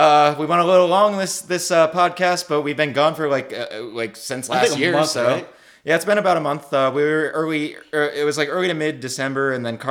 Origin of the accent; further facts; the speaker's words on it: Massachusetts, United States; moved away; I grew up in Massachusetts, so I've been, you know, Boston fan.